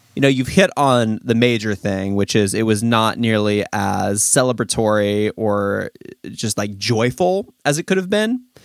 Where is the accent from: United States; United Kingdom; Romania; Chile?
United States; Los Angeles, California; I'm from Los Angeles, an area that is constantly on fire in the summer